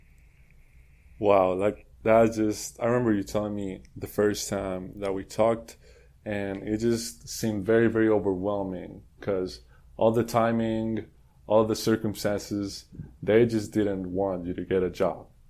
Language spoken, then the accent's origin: English; Colombia; moved away as an adult; now in Houston, United States; I'm from Colombia. I I moved to Houston two years ago